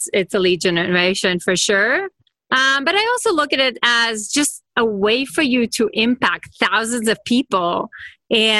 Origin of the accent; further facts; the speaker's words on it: Israel; now in California, United States; I'm from Israel, but I'm in California now.